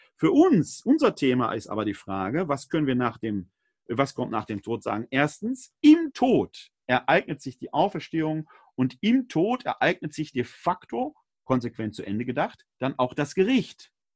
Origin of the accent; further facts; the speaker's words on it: Essen, North Rhine-Westphalia, Germany; Meine Heimatstadt Essen, mehrfach abgebrannt